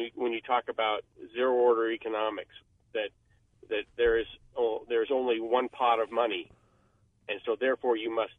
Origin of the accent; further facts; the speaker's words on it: Portland, Oregon, United States; protesters in Portland, my hometown